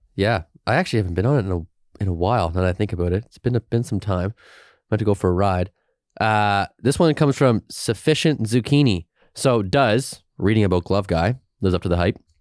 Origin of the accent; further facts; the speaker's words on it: Halifax, Nova Scotia, Canada; I grew up in the Mumford Road, Walmart, uh, but I went to Saint Agnes Junior